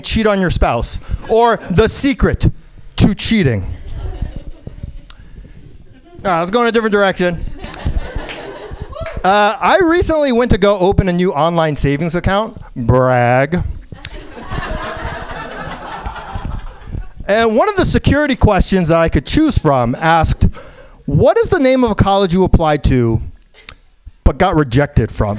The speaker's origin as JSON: {"language": "English", "region": "New York", "country": "United States", "tie": "born or raised there", "moved": "yes", "lives_now": "San Francisco, United States", "said": "I was born in New York"}